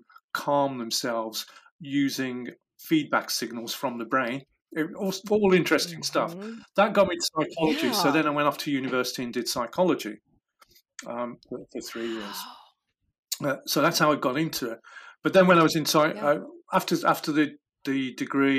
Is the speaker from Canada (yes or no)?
no; Midlands, United Kingdom; where I was brought up in the Midlands, we were only 2 hours from Wales